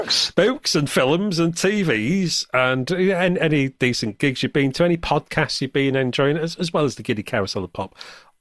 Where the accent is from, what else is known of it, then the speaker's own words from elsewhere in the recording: the north of England, United Kingdom; it reminds me of growing up in the North in the 70s